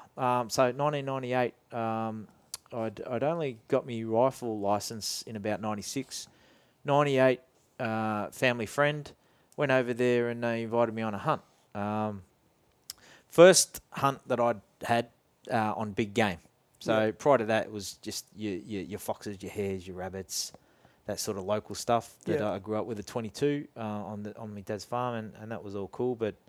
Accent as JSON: {"language": "English", "region": "Scotland", "country": "United Kingdom", "tie": "born there", "said": "As a youngster, I was born in Scotland, and my dad would take me there into the farms and fields where he grew up in Scotland"}